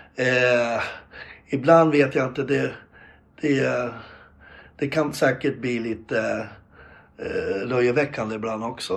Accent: Gävle, Gävleborg County, Sweden; jag är själv eh, född och uppväxt på Brynäs

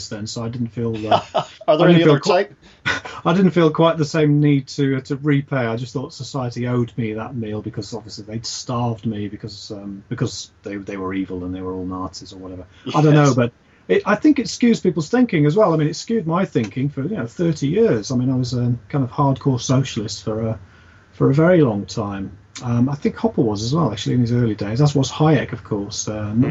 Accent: United Kingdom; we sort of, as British people

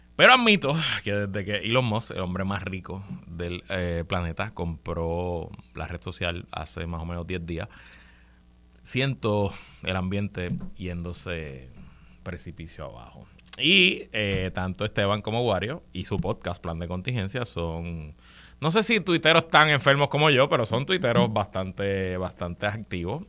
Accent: Puerto Rico; nosotros somos colonia de los Estados Unidos

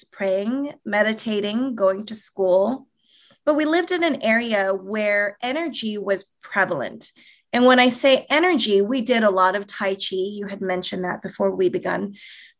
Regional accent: Toronto, Ontario, Canada; also born or lived in California, United States; now in Southern California, United States; born and raised in Toronto. I'm a Canadian here living in Southern California right now

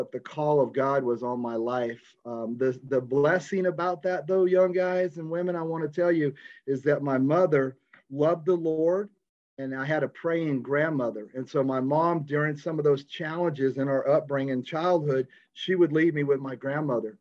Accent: Visalia, California, United States; I was born in Visalia, California

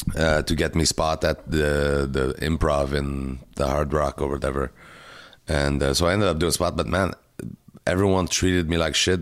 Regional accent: Canada; now in Montreal, Canada; as a Canadian comic and as an ambassador for the Canadian Association of Stand-Up Comic

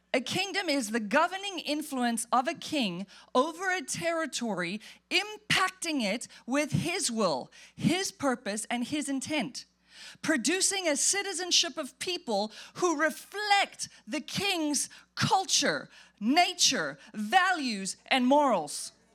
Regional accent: South Africa; moved away; I grew up in South Africa

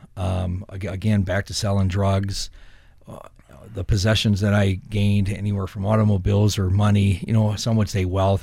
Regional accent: Saint Paul, Minnesota, United States; I grew up in Saint Paul on the west side

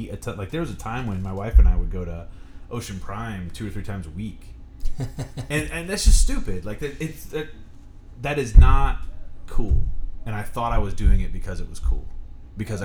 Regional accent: Fortville, Indiana, United States; I grew up in Fortville, and it's a country place

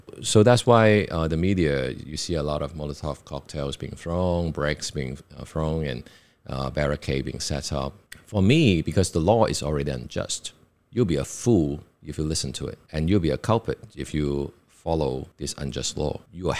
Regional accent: China; English is a second language; And now I understand, because like growing up in China, in communist controlled China, of course everything is political.

